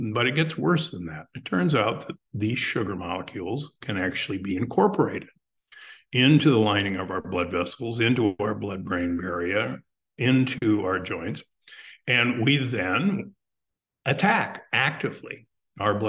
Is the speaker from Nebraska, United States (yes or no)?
yes; Omaha, Nebraska, United States; I grew up in Omaha, Nebraska